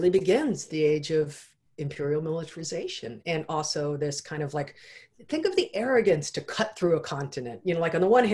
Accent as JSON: {"language": "English", "country": "United States", "said": "as with many Americans, you know, I wasn't raised in our education system"}